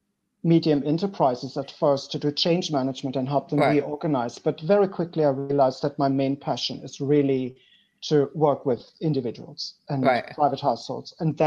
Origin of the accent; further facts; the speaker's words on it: Germany; moved away as an adult; now in Belgium; I studied in Germany. I'm originally from Germany.